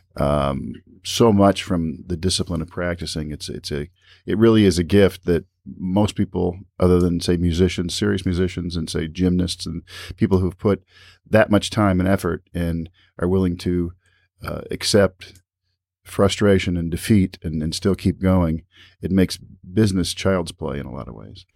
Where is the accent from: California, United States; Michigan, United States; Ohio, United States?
Ohio, United States; Toledo; I'm from Toledo. I'm still here